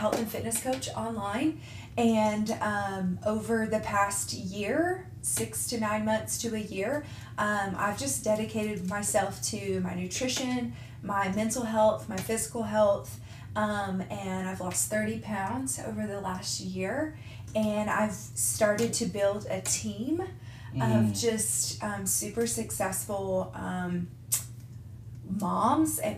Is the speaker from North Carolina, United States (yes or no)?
yes; North Carolina, United States; moved away as an adult; now in Nashville, United States; I grew up in North Carolina.